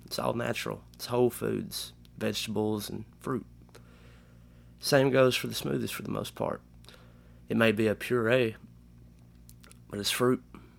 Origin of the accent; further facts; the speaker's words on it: the South, United States; We are from the South, and there's this thing called humidity, and it is the only thing that likes to hang around.